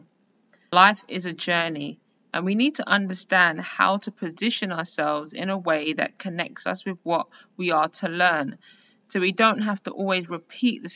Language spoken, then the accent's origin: English; London, United Kingdom; Born and raised as a Londoner in 1980